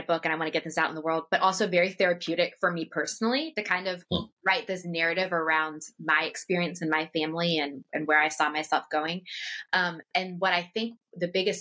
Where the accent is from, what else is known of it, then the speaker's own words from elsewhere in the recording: just outside Washington, D.C., Northern Virginia, United States; moved away; I grew up just outside Washington, D.C. in Northern Virginia, and I was raised in a very political family.